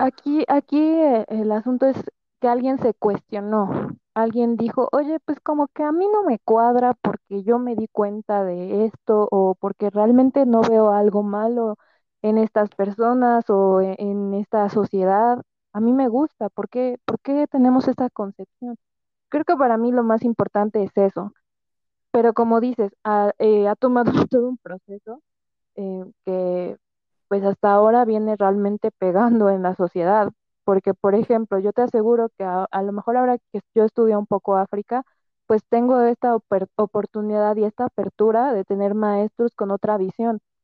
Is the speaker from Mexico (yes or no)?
yes; Mexico; nosotros como mexicanos